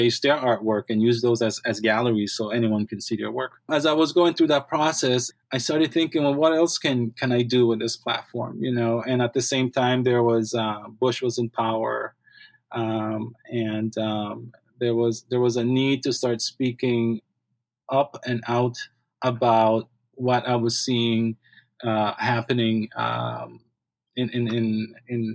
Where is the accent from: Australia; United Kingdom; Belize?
Belize; moved away; I grew up in Belize